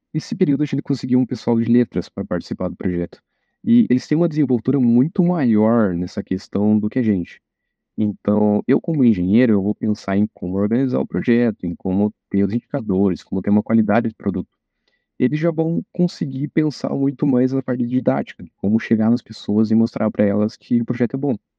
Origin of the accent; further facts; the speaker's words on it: Rebouças, Paraná, Brazil; moved away as an adult; now in Pato Branco, Brazil; Eu vim de Rebouças, que é uma cidade do interior que pouca gente conhece